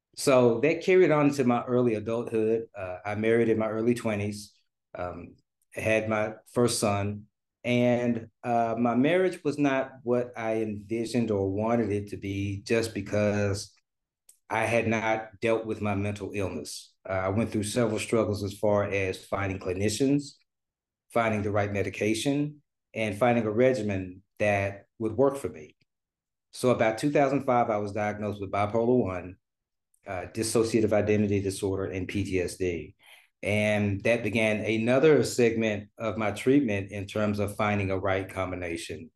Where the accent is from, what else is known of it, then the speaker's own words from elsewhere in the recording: Memphis, Tennessee, United States; moved away as an adult; now in Dallas, United States; I'm originally from Memphis, Tennessee, uh, now residing in Dallas, Texas